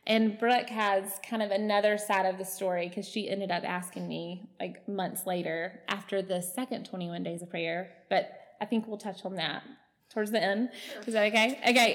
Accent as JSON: {"language": "English", "town": "Alexander City", "region": "Alabama", "country": "United States", "tie": "born or raised there", "said": "I am from Alexander City, just up the road. Um, I grew up on Lake Martin"}